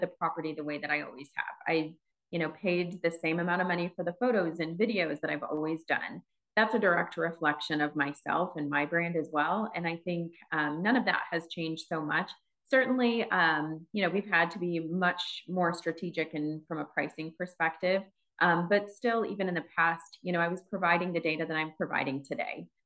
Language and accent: English; Wisconsin, United States; moved away as an adult; now in Phoenix, United States; I'm from Wisconsin originally